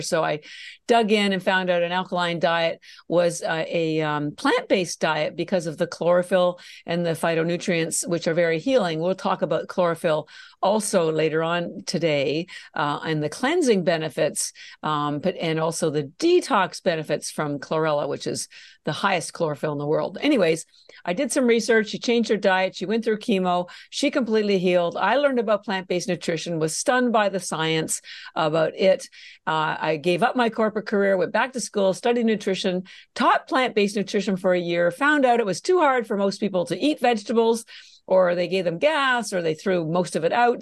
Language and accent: English; Canada; moved away as an adult; now in Boston, United States; I'm actually Canadian, and I mention that because my, um, my family's all still in Canada. I did all my education in Canada